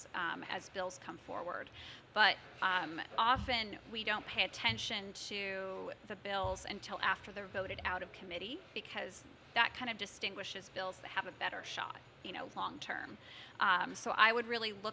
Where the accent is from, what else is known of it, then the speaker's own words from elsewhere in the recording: Norfolk, Connecticut, United States; also born or lived in Syracuse, New York; now in West Hartford, United States; growing up in Norfolk, we had a regional school district.